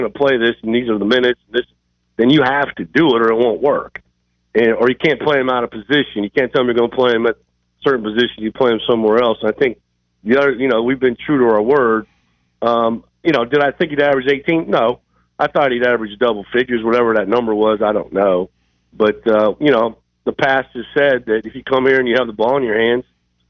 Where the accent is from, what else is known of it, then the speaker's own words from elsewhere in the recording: Iowa, United States; I'm from Iowa.